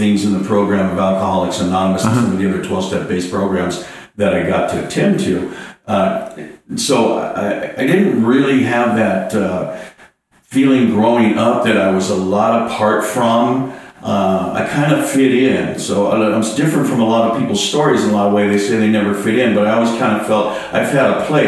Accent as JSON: {"language": "English", "region": "California", "country": "United States", "tie": "born or raised there", "said": "I grew up in California. Had the California lifestyle growing up"}